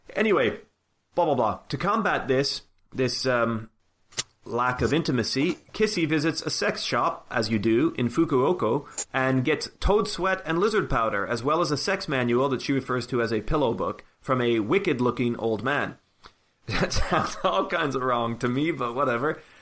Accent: Canada; now in United Kingdom; growing up in Canada

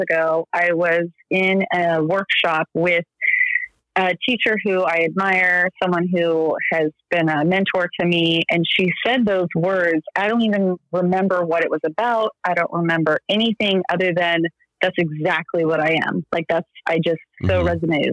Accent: Central Valley, California, United States; also born or lived in Bay Area, California / Sacramento, California; I was born in the Bay Area in Northern California, and then raised in the Central Valley, which I only stayed there until I graduated from high school

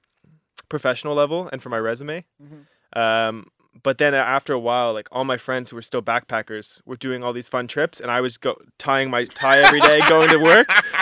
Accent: Halifax, Nova Scotia, Canada; my favorite place in the world is Halifax, Nova Scotia. Mm-hmm. You know, it's my hometown. It's where I was raised. It's where I was born.

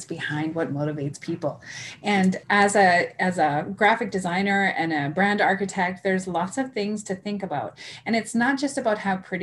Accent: Saskatchewan, Canada; I come from Saskatchewan, right? And there's a big farming community here.

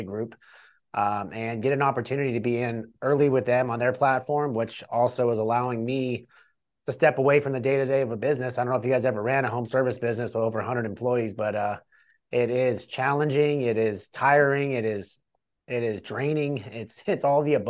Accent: California, United States; moved away as an adult; also born or lived in Cleveland, Ohio; I'm from California originally. My early 20s, I got in a lot of trouble and I was doing a bunch of stupid shit. And I decided, hey, I'm going to get out of California

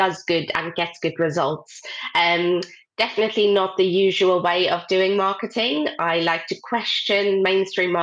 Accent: South Africa; moved away as an adult; now in United Kingdom; I grew up in South Africa and that's what I went to study

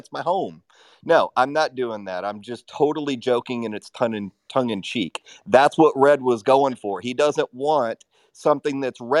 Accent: Texas, United States; Jerry, I'm going to clarify something, though, as a Texan. We welcome Californians.

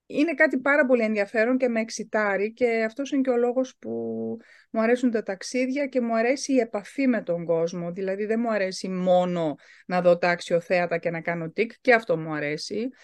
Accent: Germany; γεννήθηκα και μεγάλωσα στη Γερμανία

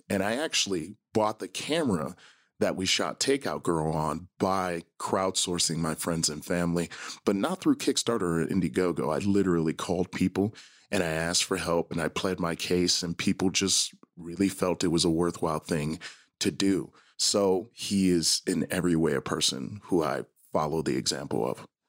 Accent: Milwaukee, Wisconsin, United States; I grew up in Milwaukee, Wisconsin, in the zip code five three two oh six.

